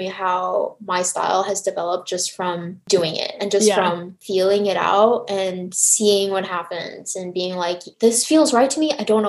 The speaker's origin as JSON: {"language": "English", "town": "Montreal", "region": "Quebec", "country": "Canada", "tie": "born or raised there", "also_born_or_lived": "Taiwan", "moved": "yes", "lives_now": "United States", "said": "my family moved from Taiwan to Canada when I was 5. Hmm. So when I was younger, my parents were working in the garment manufacturing industry in Montreal."}